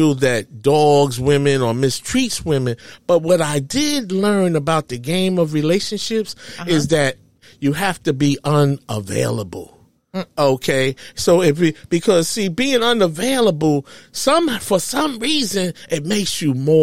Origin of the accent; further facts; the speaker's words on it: New York, United States; I'm from New York